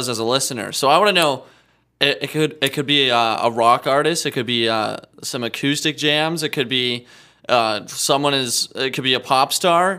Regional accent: Regina, Saskatchewan, Canada; I'm from Regina, Saskatchewan.

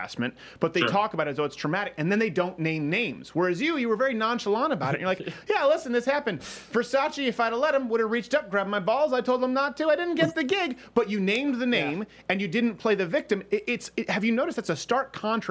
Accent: Montreal, Quebec, Canada; moved away; I was raised in Montreal

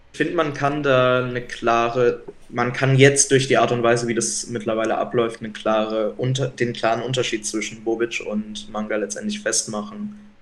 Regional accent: Mannheim, Baden-Württemberg, Germany; moved away; weil ich halt auch wirklich nicht aus der Region komme. Ähm, ich komme halt aus Mannheim

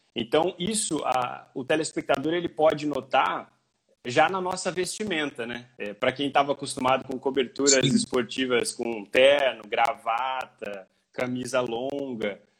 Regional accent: Paraguaçu Paulista, São Paulo, Brazil; also born or lived in Assis / Marília; Paraguaçu Paulista é a minha cidade natal

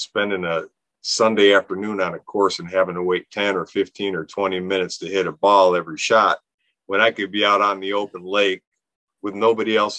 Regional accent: Garfield Heights, Ohio, United States; I lived in Northeast Ohio, born and raised in Garfield Heights, a suburb of Cleveland

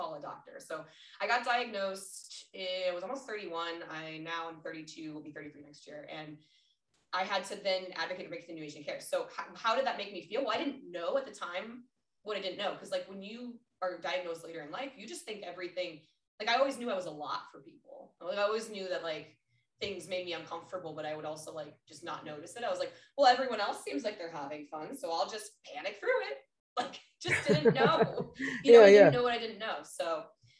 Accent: Colorado, United States; moved away as an adult; also born or lived in Minnesota; now in San Diego, United States; I'm from Colorado till I die.

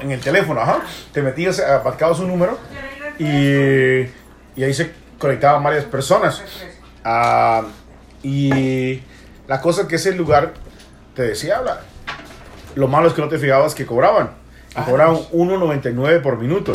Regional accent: El Salvador; yo soy salvadoreño

